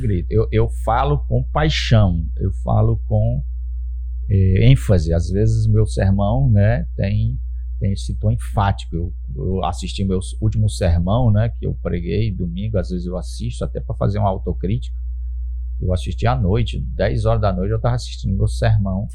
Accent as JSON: {"language": "Portuguese", "country": "Brazil", "said": "nós somos cristãos e somos brasileiros, cidadãos"}